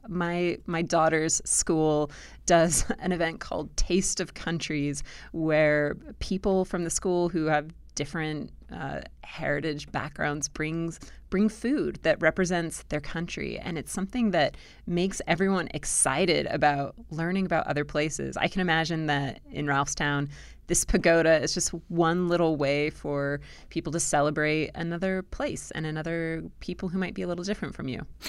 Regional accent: Southern California, United States; now in Blacksburg, Virginia, United States; I grew up in Southern California

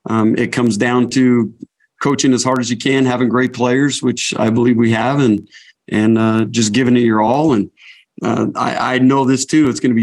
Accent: Lehi, Utah, United States; I grew up in Lehigh.

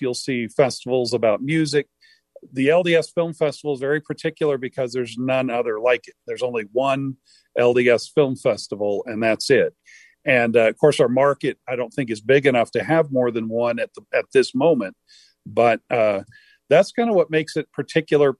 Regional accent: Harlingen, Texas, United States; now in Utah, United States; in Harlingen, Texas, where I grew up near South Padre Island and McAllen

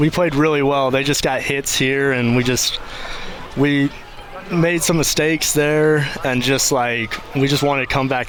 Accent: Mississippi, United States; moved away as an adult; I'm from Mississippi

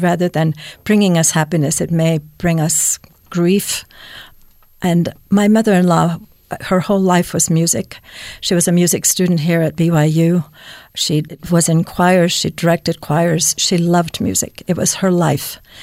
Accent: Finland; moved away; I was born in Finland, and so we had religious education f, right away at f, in first grade

